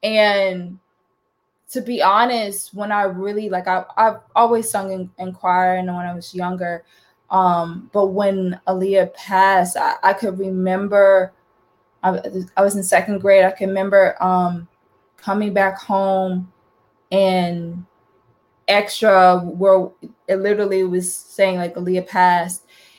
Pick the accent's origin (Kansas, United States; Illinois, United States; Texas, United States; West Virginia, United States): Texas, United States; Houston; born there; also born or lived in Florida / North Carolina; I lived in Florida, I lived in North Carolina. I was born in Texas. Born in Houston, Texas, but I never really lived in Houston, Texas.